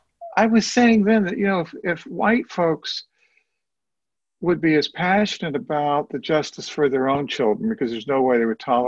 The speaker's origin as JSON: {"language": "English", "town": "Cincinnati", "region": "Ohio", "country": "United States", "tie": "born or raised there", "also_born_or_lived": "Columbus, Ohio", "moved": "yes", "said": "I was born in Cincinnati. I know Ohio."}